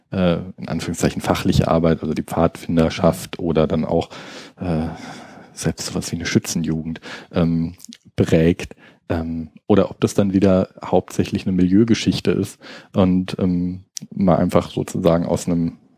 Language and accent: German; Baden-Württemberg, Germany; Also ähm, ich komme jetzt aus Baden-Württemberg, wo es diese Trennung sozusagen vom Baden, was äh, überwiegend katholisch ist und Württemberg, was überwiegend dann so die klassischen kalvinistischen äh, Protestanten sind